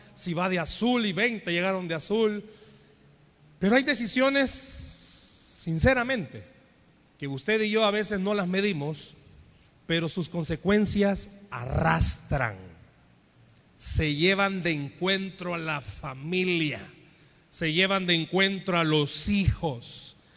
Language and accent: Spanish; El Salvador; En buen salvadoreño